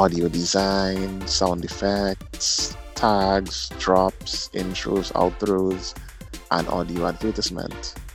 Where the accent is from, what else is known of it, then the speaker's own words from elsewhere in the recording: Point Fortin, Trinidad & Tobago; I'm also from Trinidad and Tobago, the South Side, Point Forte.